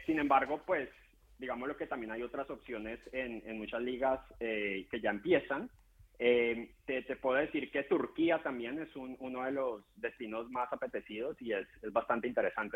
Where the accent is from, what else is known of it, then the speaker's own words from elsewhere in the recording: Colombia; yo soy colombiano y estoy más acostumbrado